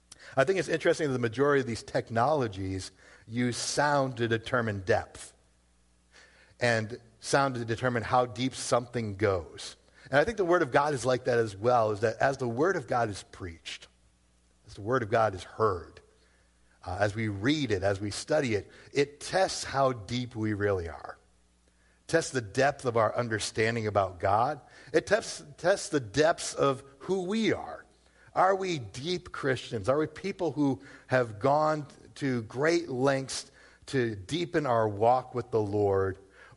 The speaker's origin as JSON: {"language": "English", "town": "Worcester", "region": "Massachusetts", "country": "United States", "tie": "born or raised there", "said": "I grew up in Worcester. What do you want from me?"}